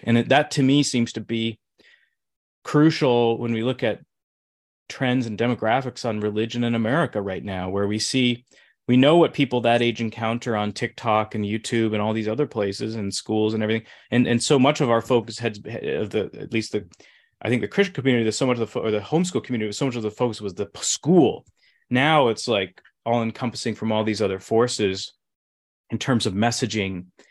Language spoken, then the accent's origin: English; Midwest, United States; moved away; growing up in the Midwest